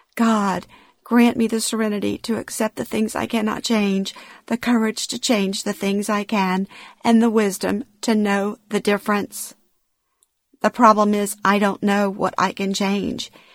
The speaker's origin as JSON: {"language": "English", "region": "Louisiana", "country": "United States", "tie": "born or raised there", "moved": "yes", "said": "moving back to my hometown in Louisiana after 36 years"}